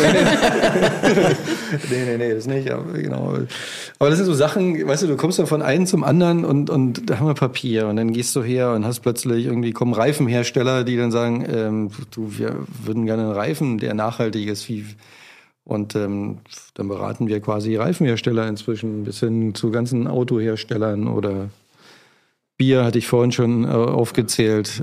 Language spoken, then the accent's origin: German; Spreewald, Brandenburg, Germany; now in Berlin, Germany; ich bin ja im Spreewald groß geworden